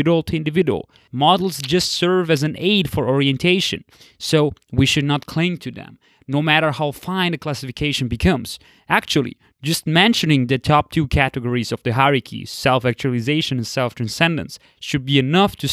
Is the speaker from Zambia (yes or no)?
no; Austria; I grew up and live in the West, in Austria